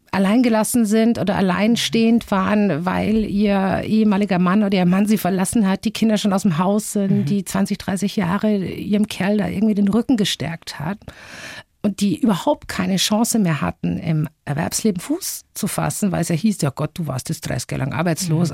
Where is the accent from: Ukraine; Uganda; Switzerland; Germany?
Germany; Bavaria; als Bayer